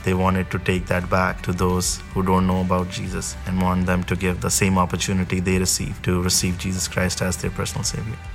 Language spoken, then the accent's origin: English; Pakistan; moved away as an adult; now in United States; I born and brought up in Pakistan, but six years ago I moved to U S A.